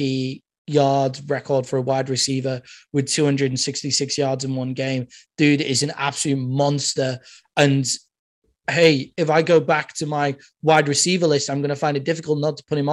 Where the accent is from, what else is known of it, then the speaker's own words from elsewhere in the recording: United Kingdom; I'm British